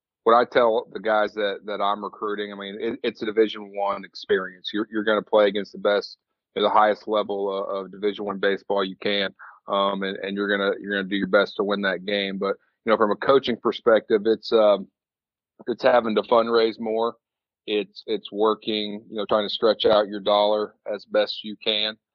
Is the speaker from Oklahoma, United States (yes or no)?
no; Bloomington, Illinois, United States; I grew up in Bloomington, Illinois